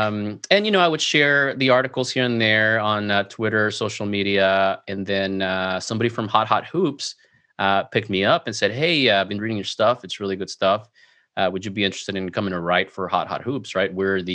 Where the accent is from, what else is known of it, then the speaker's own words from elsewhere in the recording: Mexico; also born or lived in Venezuela; So, you know, growing up in South America, in Mexico, Venezuela, since you're out of the country, when you watch the NBA, you're just a general fan, right?